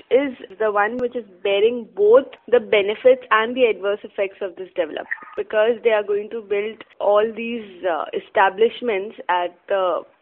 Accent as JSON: {"language": "English", "town": "Mumbai", "region": "Maharashtra", "country": "India", "said": "I'm from Mumbai. Okay, I'm a pakka Mumbaiite."}